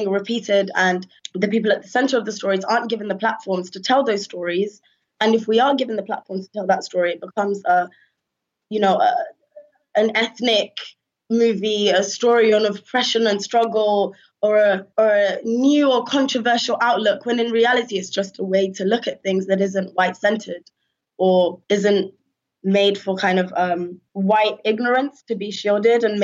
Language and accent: English; United Kingdom; answer the question of where are you from with pride and say I'm from Britain